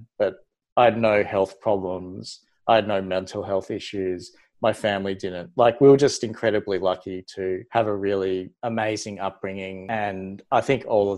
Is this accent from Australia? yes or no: yes; Melbourne, Victoria, Australia; moved away as an adult; also born or lived in New South Wales; I came from Melbourne. I was born in Melbourne, but I spent time in New South Wales through med. Pretty typical, like Melbourne little boy life